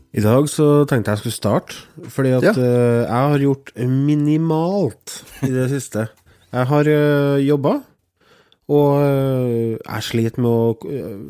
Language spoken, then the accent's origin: Norwegian; Trøndelag, Norway; jeg er trønder